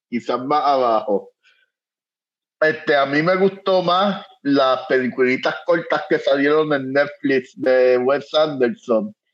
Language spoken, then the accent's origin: Spanish; Manatí, Puerto Rico; yo me crié en Manatí